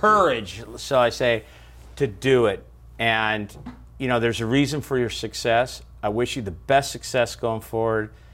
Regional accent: Bakersfield, California, United States; I'm from California, Bakersfield

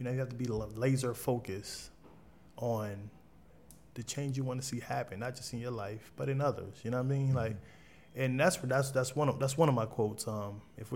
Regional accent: Wilmington, Delaware, United States; I came from Southbridge Projects in 23rd and Jessup

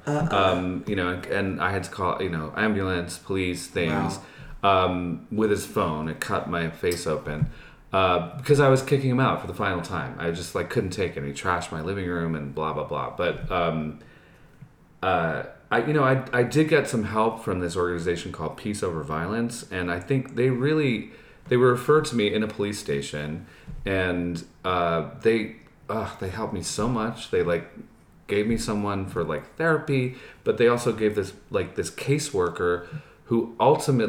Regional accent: New York, United States; moved away as an adult; now in Los Angeles, United States; I'm from New York. I was born on the Upper East Side and Lenox Hill, and I grew up outside the city, and I went to high school in the Bronx

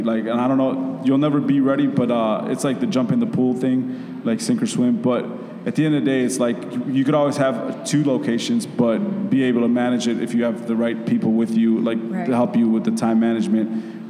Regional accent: Chicago, Illinois, United States; I know the city and I'm from here.

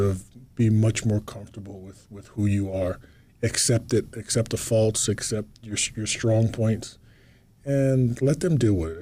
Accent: Atlantic City, New Jersey, United States; moved away; also born or lived in Spain; I'm from Atlantic City, New Jersey, which was predominantly black, but our high school was pretty diverse

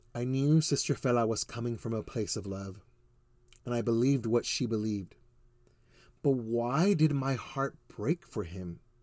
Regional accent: Ozona, Texas, United States; also born or lived in Houston, Texas; now in Spring, Texas, United States; my family actually lived in a tiny Texas town you've never heard of, Ozona, Texas

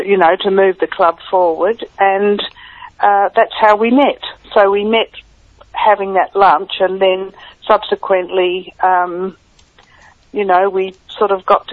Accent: Adelaide, South Australia, Australia; moved away; I was born in Adelaide. Right. Yes. Okay. So my parents lived there, and that's where I was brought up.

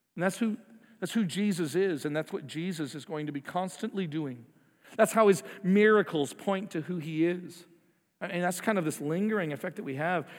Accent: United States; we're American

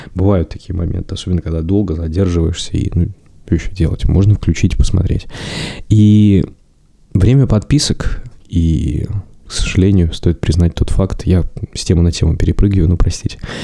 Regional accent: Chita, Zabaykalsky Krai, Russia; я сам из Читы

